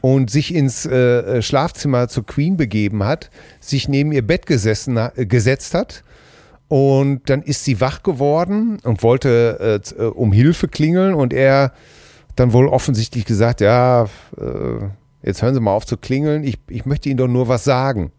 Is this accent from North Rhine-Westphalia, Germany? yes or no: yes; Hamm, North Rhine-Westphalia, Germany; bei uns in Hamm